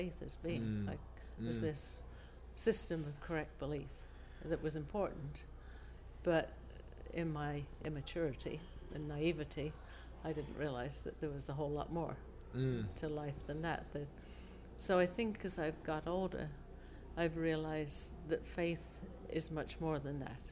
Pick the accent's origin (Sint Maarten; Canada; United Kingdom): United Kingdom; England; moved away; also born or lived in Australia / Adelaide; I grew up in England, and then my parents emigrated to Australia.